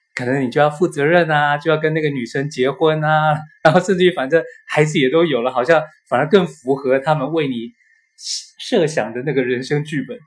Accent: Taiwan; 我从台湾来嘛

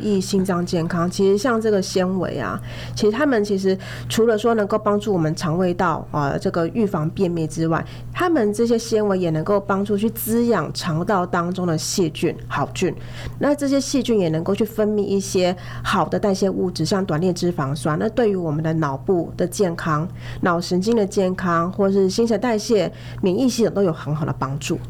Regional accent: Taiwan; 只是对我们台湾人来说，它反而是一个负担

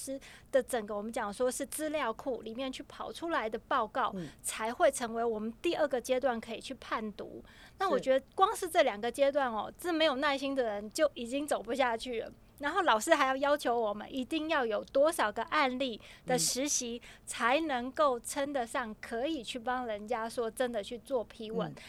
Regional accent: Taiwan; 我们的骄傲，台湾人的骄傲。

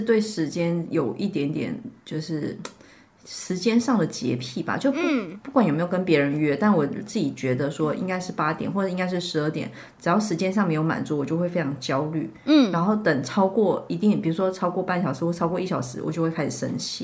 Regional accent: Shanghai, China; “哎，你们哪里来的？”我说：“呃，上海。”

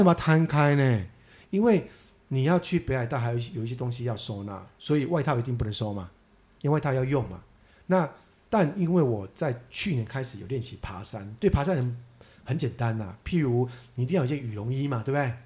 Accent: central and southern Taiwan, Taiwan; 我们小时候在中南部

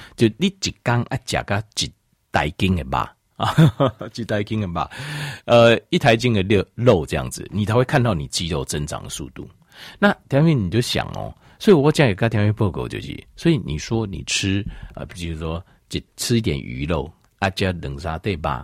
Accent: Taiwan; 我们台湾人哦， 好像是， 好像是亚洲人里面哦， 平均起来好像是运动量最少的

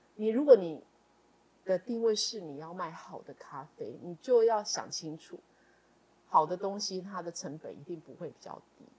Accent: Yuanlin, Changhua County, Taiwan; 我从小在园里长大

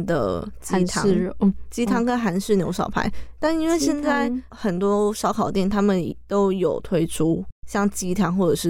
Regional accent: Taichung, Taiwan; 身为台中人的我

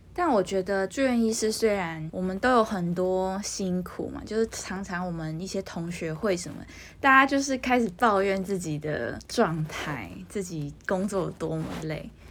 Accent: Taiwan; 身为一个台湾人

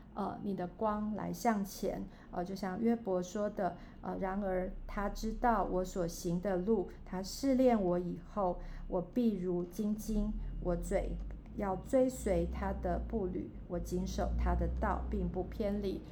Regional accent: Taiwan; 我们是身为台湾人

